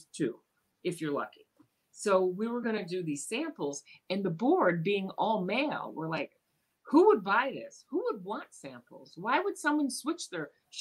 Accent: United States; when we grew up in America

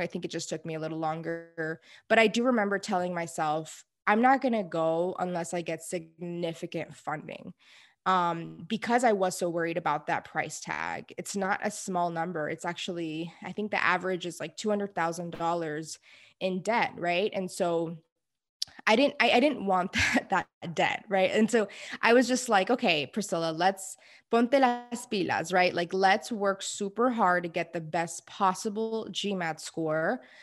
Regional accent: Houston, Texas, United States; I am from Houston, Texas, born and raised

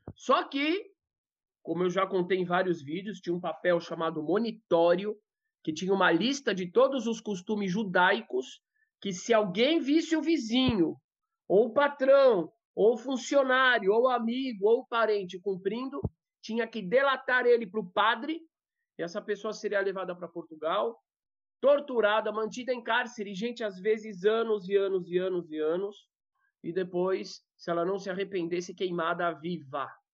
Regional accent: Brazil; eu sou primeira geração nascida no Brasil

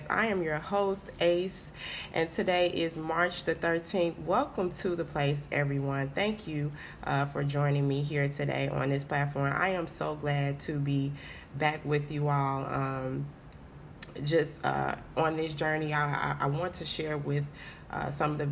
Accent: Haines City, Florida, United States; moved away as an adult; also born or lived in Orlando, Florida; now in Texas, United States; I moved from Florida. I was born and raised in Florida. Mm-hmm. Shout out to Haines City, Florida.

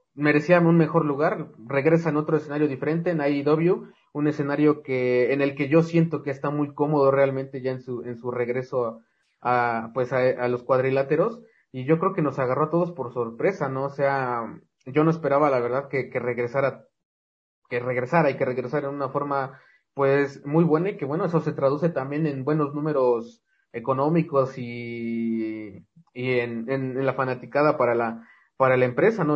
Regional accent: Mexico; como mexicanos

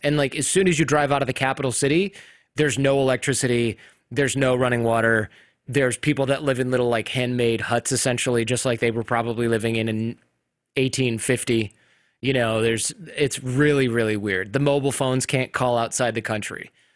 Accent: Michigan, United States; I grew up in Michigan

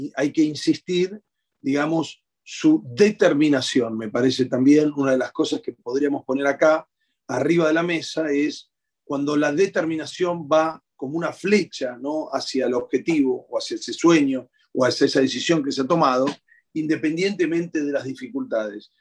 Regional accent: Argentina; los argentinos

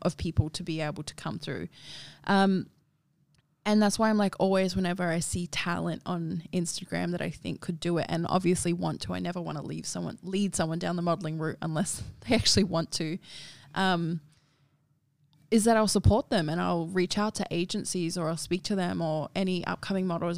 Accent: Darwin, Northern Territory, Australia; now in Sydney, Australia; I grew up in Darwin

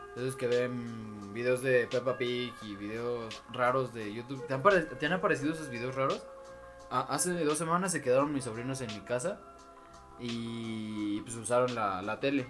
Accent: State of Mexico, Mexico; por mi pueblo, en el Estado de México

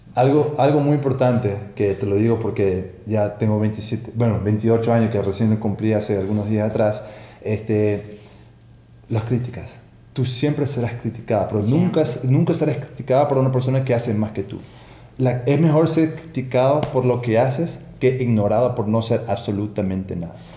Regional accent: Toronto, Ontario, Canada; moved away as an adult; now in Ecuador; yo obviamente soy de Toronto, Canadá.

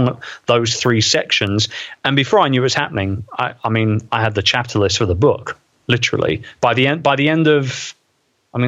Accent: London, United Kingdom; my hometown, in the Queen Elizabeth II Convention Center, right opposite Westminster Abbey

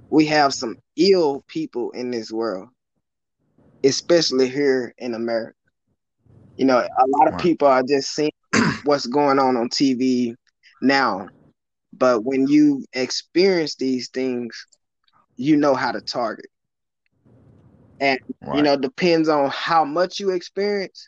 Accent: West Tennessee, United States; moved away; I grew up in West Tennessee

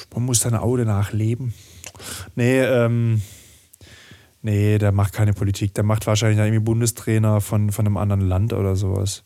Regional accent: German-French border region, Germany; ich bin ja in der Grenzregion aufgewachsen

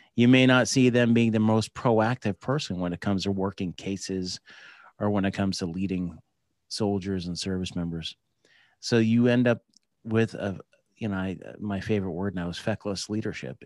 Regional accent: New Jersey, United States; moved away as an adult; also born or lived in San Diego; I grew up in New Jersey

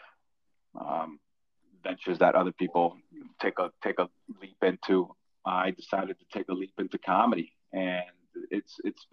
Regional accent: Plantation, Florida, United States; moved away as an adult; also born or lived in Colombia; now in New York City, United States; I grew up in suburban Fort Lauderdale by the name of little town by the name of Plantation.

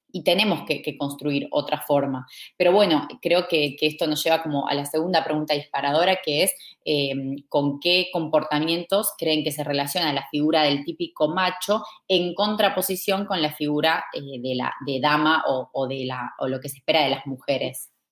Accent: Argentina; soy de Argentina

